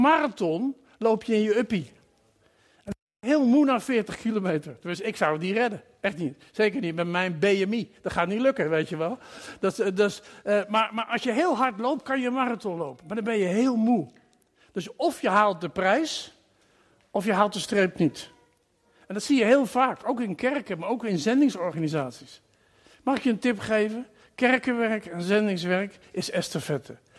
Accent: Netherlands; moved away as an adult; also born or lived in Curaçao; Ik ben gekomen uit Nederland

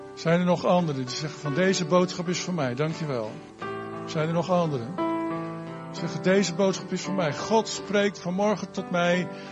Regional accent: Netherlands; wij als Nederlanders

